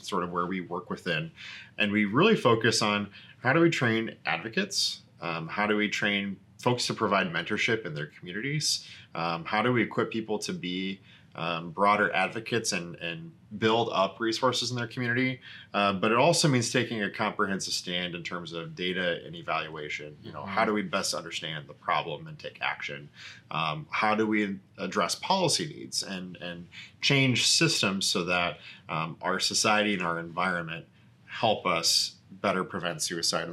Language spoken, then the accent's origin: English; South Dakota, United States; moved away as an adult; also born or lived in Sioux Falls, South Dakota / Washington, D.C. / Minneapolis, Minnesota; I'm originally from Korska, South Dakota, son of a pair of educators. My older sister and I grew up in a town of 600